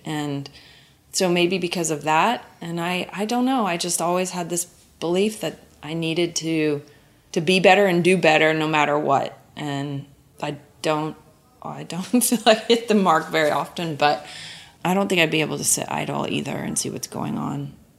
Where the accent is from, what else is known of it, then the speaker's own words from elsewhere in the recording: Oklahoma, United States; I'm from Oklahoma and I grew up in nature.